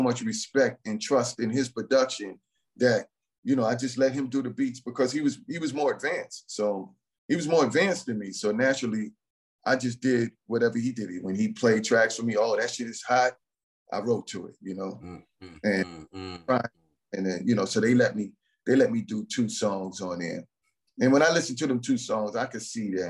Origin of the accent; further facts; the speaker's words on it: New York City, New York, United States; I grew up in the Bronx